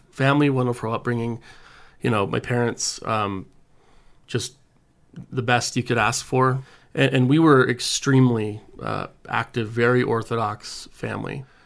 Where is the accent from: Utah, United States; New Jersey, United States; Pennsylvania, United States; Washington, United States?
Utah, United States; American Fork; also born or lived in Houston, Texas; I grew up in American Fork, Utah